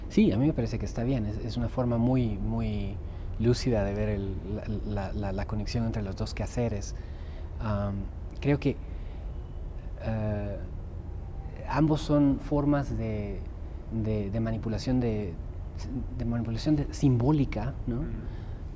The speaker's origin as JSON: {"language": "Spanish", "country": "Guatemala", "tie": "born or raised there", "also_born_or_lived": "Germany", "moved": "yes", "lives_now": "Salem, United States", "said": "nací en Alemania, soy ciudadano norteamericano ahora, crecí en Guatemala"}